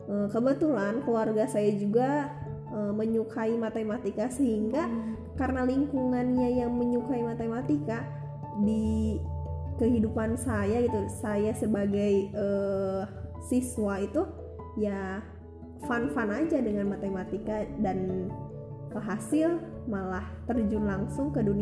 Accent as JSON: {"language": "Indonesian", "town": "Banjar", "region": "West Java", "country": "Indonesia", "said": "Nah, saya ini berasal dari Banjar. Nah, Banjarnya bukan Banjarmasin, bukan Banjarnegara, tapi Banjar Jawa Barat."}